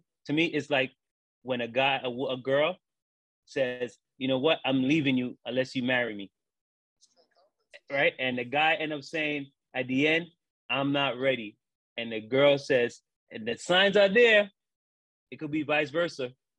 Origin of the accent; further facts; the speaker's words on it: New York City, New York, United States; I grew up in Brooklyn, Kings County Hospital, 76